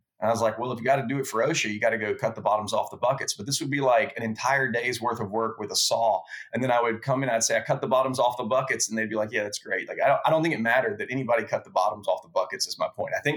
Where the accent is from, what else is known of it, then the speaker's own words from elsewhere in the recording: Lake Charles, Louisiana, United States; moved away as an adult; also born or lived in Baton Rouge, Louisiana; I moved back home from Baton Rouge, where I went to LSU, went back to Lake Charles, Louisiana, lived with my family there for a year